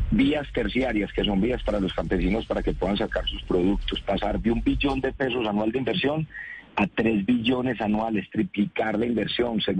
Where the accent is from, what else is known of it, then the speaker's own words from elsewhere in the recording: Colombia; Yo vengo de región y esto lo logramos si nos unimos como colombianos y si nos ponemos de acuerdo en lo fundamental.